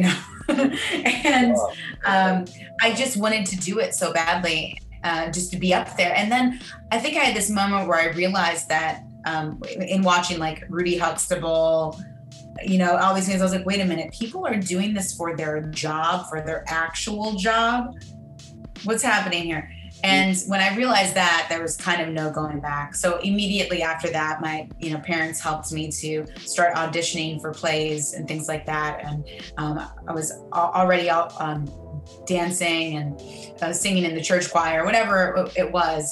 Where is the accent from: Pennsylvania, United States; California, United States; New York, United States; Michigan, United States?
Michigan, United States; Manistee; also born or lived in Grand Rapids, Michigan; I was born in Grand Rapids, Michigan, and um, and then I grew up a, a bit north of there in, in a very small uh, town